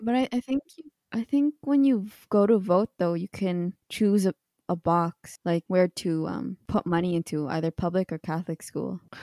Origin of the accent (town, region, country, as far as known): Canada